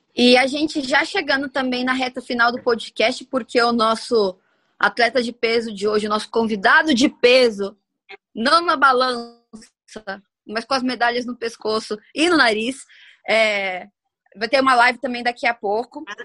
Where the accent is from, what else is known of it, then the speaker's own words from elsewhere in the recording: Santo André, São Paulo, Brazil; na minha terra linda, Natal, vulgo Santo André, aqui em São Paulo também